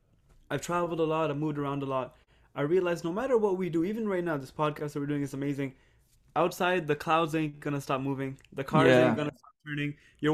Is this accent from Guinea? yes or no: no; Canada; moved away as an adult; also born or lived in England / Monterrey, Mexico / Toronto; I'm from Canada.